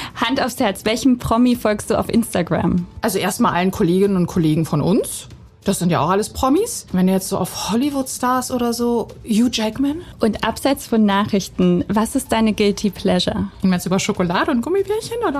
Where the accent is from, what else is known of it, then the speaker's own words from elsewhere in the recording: Bosnia & Herzegovina; now in Germany; in meiner Heimat in Bosnien